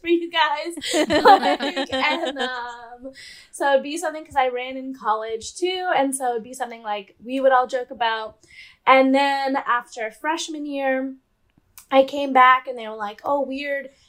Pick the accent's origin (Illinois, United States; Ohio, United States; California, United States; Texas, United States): California, United States; also born or lived in St. Louis, Missouri; I'm from California, and I had went to college in St. Louis, Missouri